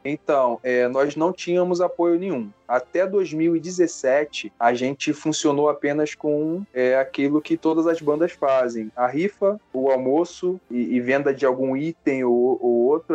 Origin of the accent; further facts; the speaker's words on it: Rio de Janeiro, Brazil; also born or lived in Itaguaí; sou do Rio